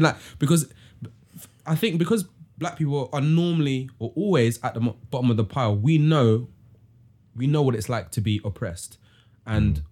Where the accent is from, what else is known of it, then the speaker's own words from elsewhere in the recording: London, United Kingdom; I'm from East London as well